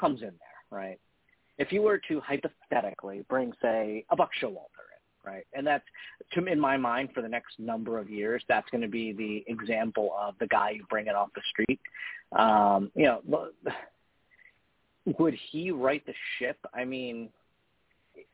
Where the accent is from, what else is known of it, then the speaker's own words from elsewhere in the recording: New York, United States; people ask where we're from, I always tell them New York